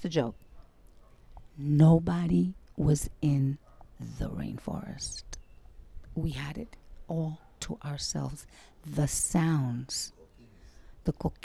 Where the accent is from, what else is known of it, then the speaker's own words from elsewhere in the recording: New York City, New York, United States; moved away as an adult; now in Fajardo, Puerto Rico; Tough little Puerto Rican, growing up in Brooklyn and Bed-Stuy, in the projects